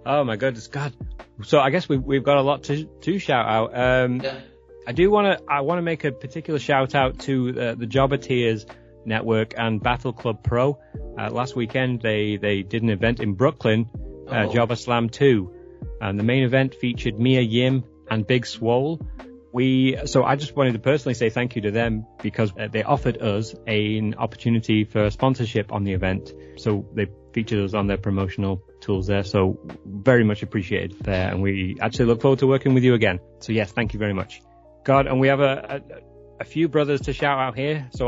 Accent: England, United Kingdom; also born or lived in San Francisco area, California; now in California, United States; I live near San Francisco, about an hour's ah. drive ah. away. I mean, I'm originally from England

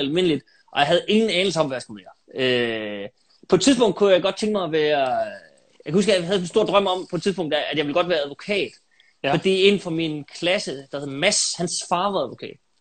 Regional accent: Aalborg, North Denmark Region, Denmark; jeg er født og opvokset i Aalborg, øh, inde midt i byen

